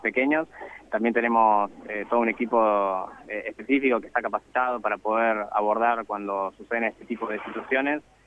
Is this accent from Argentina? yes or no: yes; Buenos Aires, Argentina; De Buenos Aires